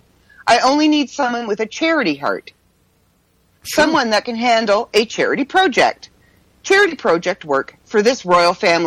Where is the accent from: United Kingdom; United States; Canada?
Canada; I'm Canadian after all